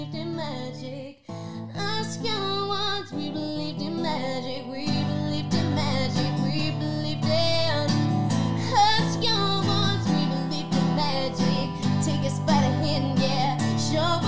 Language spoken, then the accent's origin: English; Austinville, Queensland, Australia; moved away; I'm originally from this tiny little country town like called Austinville